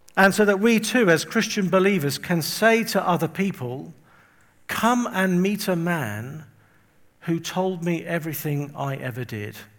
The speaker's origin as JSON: {"language": "English", "region": "England", "country": "United Kingdom", "also_born_or_lived": "Windsor", "said": "I'm from England. You can probably tell from my um, accent. And I live just outside London. I live, actually, I live near Windsor."}